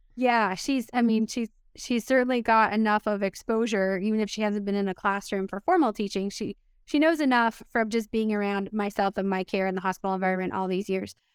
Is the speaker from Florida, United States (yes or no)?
yes; Miami, Florida, United States; moved away; also born or lived in Pittsburgh; I was born in Miami